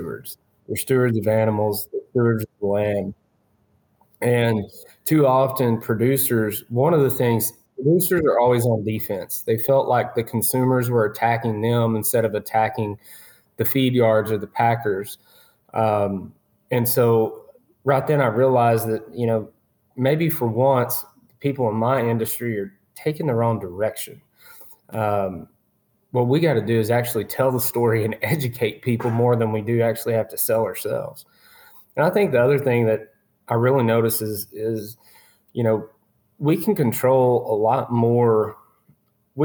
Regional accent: Jacksonville, Texas, United States; I grew up in East Texas in a little town called Jacksonville.

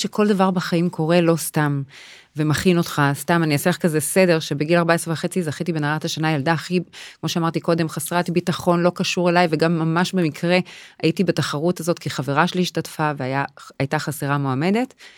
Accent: Tel Aviv, Tel Aviv District, Israel; אני אה. מתל אביב, מרמת אביב

